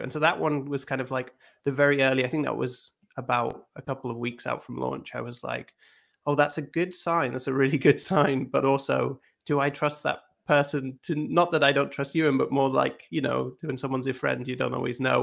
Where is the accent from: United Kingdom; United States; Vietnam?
United Kingdom; Scotland; I grew up in Scotland